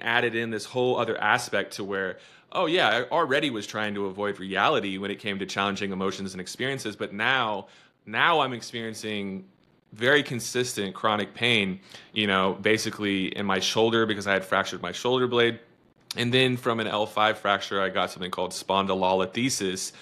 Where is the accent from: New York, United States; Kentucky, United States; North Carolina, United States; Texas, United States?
Texas, United States; I'm from Texas